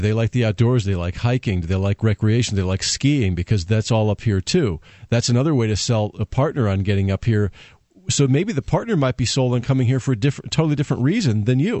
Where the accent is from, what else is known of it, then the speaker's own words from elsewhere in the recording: Connecticut, United States; moved away as an adult; also born or lived in Florida; now in New Hampshire, United States; I'm from Connecticut, and mm-hmm. we had lived in Connecticut for a while.